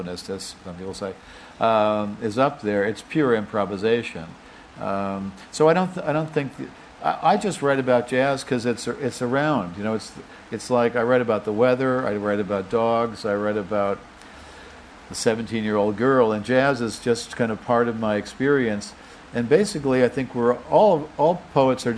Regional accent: United States; as an American

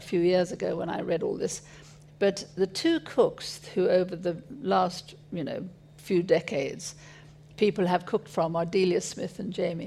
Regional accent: South Africa; moved away; also born or lived in Paris; I grew up in South Africa

